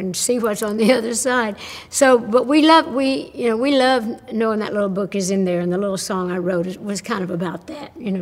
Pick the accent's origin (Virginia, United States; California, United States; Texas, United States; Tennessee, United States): Tennessee, United States; the people in my home state of Tennessee and the way we grew up